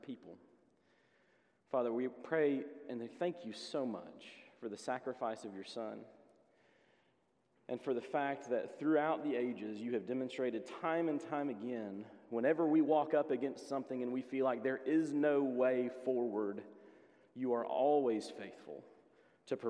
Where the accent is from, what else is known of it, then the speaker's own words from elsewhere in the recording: Hixson, Tennessee, United States; when I grew up in Hixson, Tennessee.